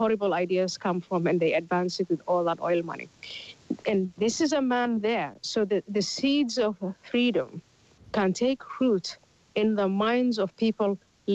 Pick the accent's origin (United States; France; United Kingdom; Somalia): Somalia; moved away; I'm from Somalia originally